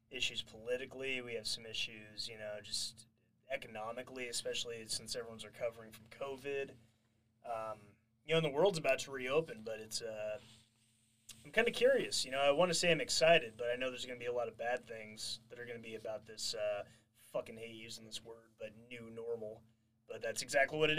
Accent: California, United States; I'm even from California

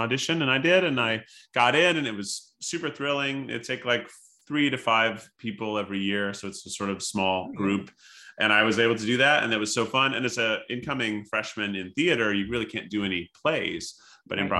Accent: Tennessee, United States; moved away as an adult; also born or lived in Illinois; I grew up in Tennessee and the town I grew up in was really small

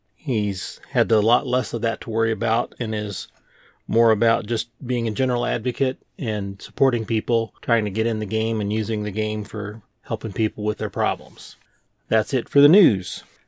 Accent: Kansas City, Missouri, United States; I grew up in the Kansas City area. When I say Kansas City, I mean Missouri.

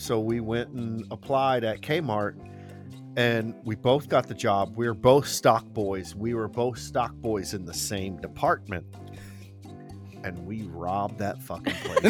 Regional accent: the South, United States; growing up in the South

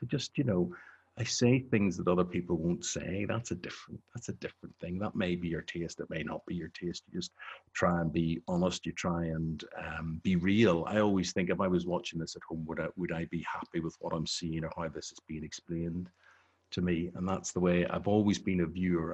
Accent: Belfast, Northern Ireland, United Kingdom; moved away as an adult; I grew up on the New Lodge Road or the Old Park Road in, in Belfast

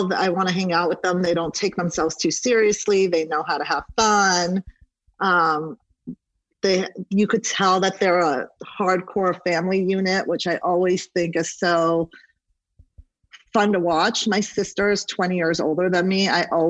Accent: Santa Monica, California, United States; also born or lived in Iran / London; I lived in Iran until I was about 9. {S0} Oh, wow. {S1} And then went to London for a beat, then came to the U.S., and then went back to Iran, and then didn't permanently move out here until I was about 11. And then I grew up kind of in the Westwood, Santa Monica area

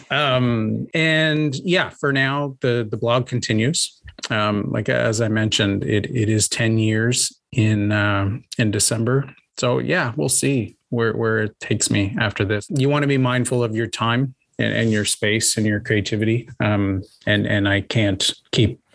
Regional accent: Prince Edward Island, Canada; also born or lived in Ontario; I grew up on Prince Edward Island and actually went to the University of PEI

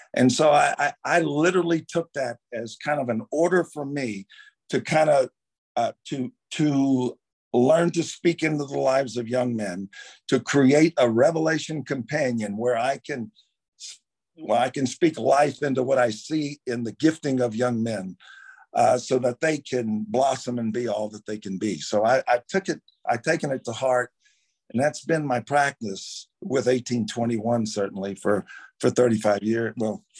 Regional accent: Baton Rouge, Louisiana, United States; Grew up in Baton Rouge

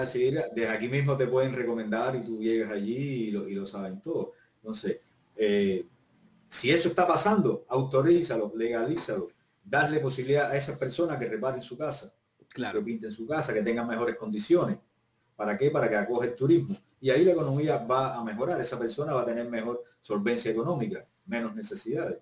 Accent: Cuba; moved away as an adult; now in Chile; yo soy cubano

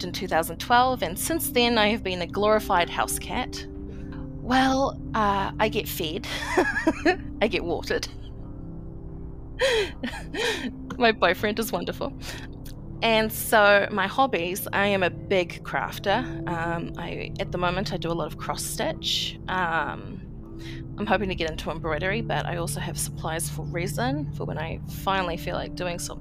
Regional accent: New Zealand; I'm 29 and from New Zealand

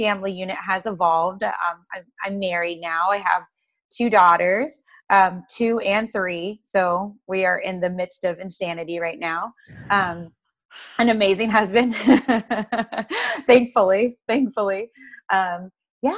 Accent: Columbus, Ohio, United States; born and raised in pretty much in Columbus, Ohio, right around it

